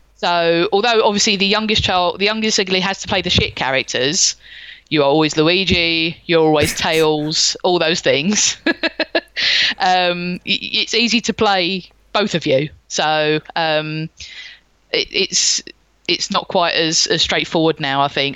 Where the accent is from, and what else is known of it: London, United Kingdom; born or raised there